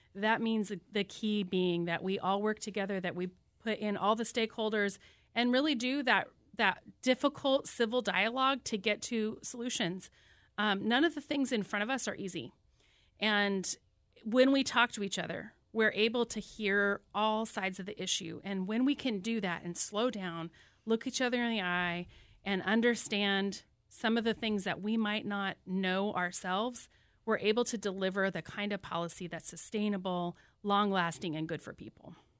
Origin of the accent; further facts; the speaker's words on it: Whatcom County, Washington, United States; I was born right here in Whatcom County and have five generations of my family who've lived here